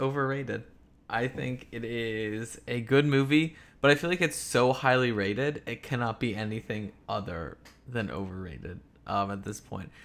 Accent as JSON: {"language": "English", "town": "Philadelphia", "region": "Pennsylvania", "country": "United States", "said": "I'm from Philadelphia."}